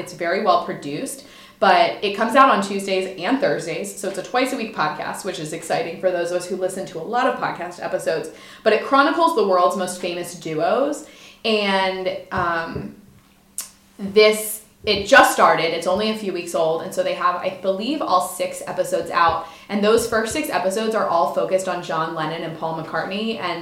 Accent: Delaware, United States; born or raised there; also born or lived in Mississippi

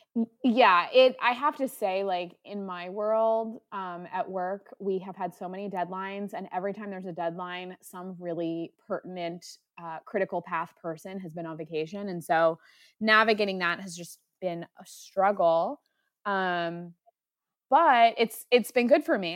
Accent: Delaware, United States; I was from Delaware

